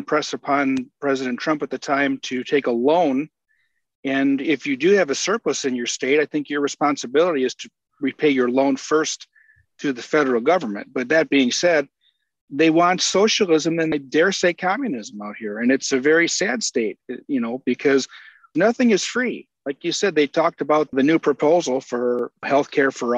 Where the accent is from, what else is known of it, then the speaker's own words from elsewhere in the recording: Michigan, United States; now in Oroville, United States; Initially, I hail from Michigan